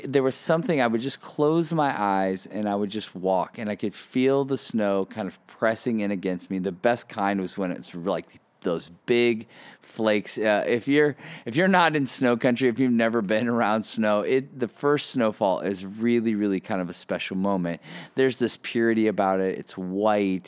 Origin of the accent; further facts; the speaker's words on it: Ohio, United States; moved away as an adult; also born or lived in Chicago, Illinois; So I grew up in the Midwest most of my life. Grew up in Ohio, and then moved to moved to Chicago um, for college.